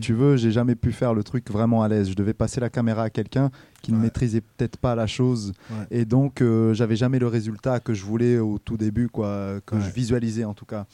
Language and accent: French; Brazil; now in Rouen, France; moi je suis né au Brésil